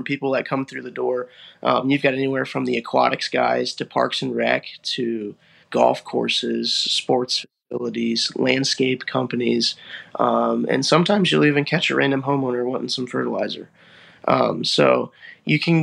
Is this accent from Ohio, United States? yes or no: yes; Ashland County, northern Ohio, United States; I'm from Ashland County, which is northern Ohio, about an hour south of Cleveland and about an hour north of Columbus.